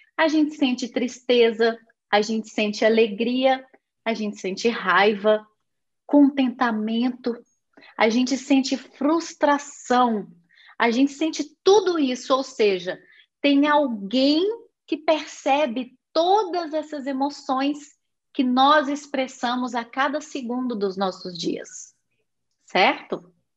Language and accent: Portuguese; Belo Horizonte, Minas Gerais, Brazil; Eu fui nascida na cidade de Belo Horizonte, estado de Minas Gerais